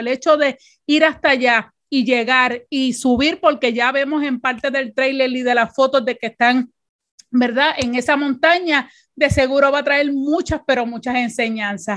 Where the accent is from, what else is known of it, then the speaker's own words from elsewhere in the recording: Puerto Rico; con nosotras como boricua